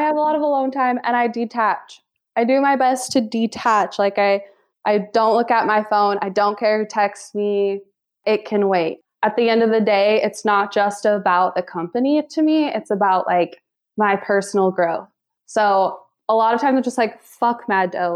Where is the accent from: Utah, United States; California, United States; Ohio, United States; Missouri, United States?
Utah, United States; Lindon; I was born and raised in Linden, Utah.